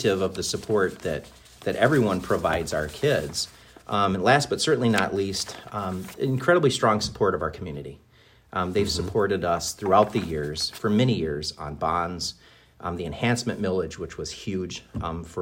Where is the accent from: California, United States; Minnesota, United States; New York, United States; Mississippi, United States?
Minnesota, United States; moved away as an adult; also born or lived in Big Rapids, Michigan / Ludington, Michigan; now in Charlevoix, United States; growing up in Minnesota